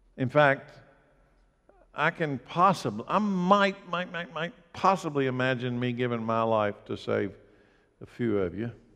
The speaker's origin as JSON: {"language": "English", "country": "United States", "tie": "born or raised there", "said": "I grew up in Anderson County"}